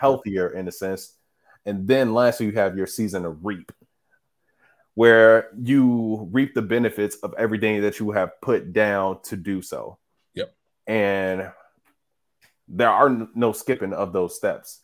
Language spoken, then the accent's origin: English; Midwest, United States; we're from the Midwest. So we see nothing but flat